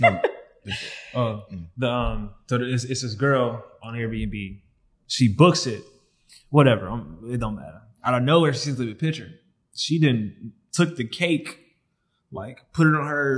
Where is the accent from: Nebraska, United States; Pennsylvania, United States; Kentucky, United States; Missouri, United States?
Missouri, United States; St. Louis; we come from St. Louis to inner city.